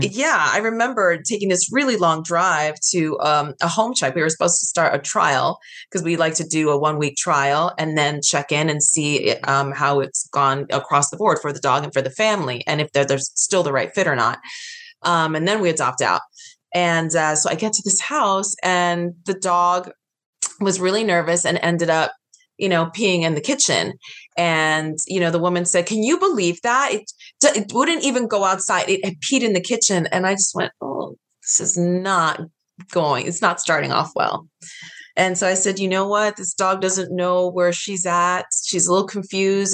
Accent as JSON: {"language": "English", "region": "New York", "country": "United States", "moved": "yes", "lives_now": "Los Angeles, United States", "said": "I'm from the East Coast. I'm from New York"}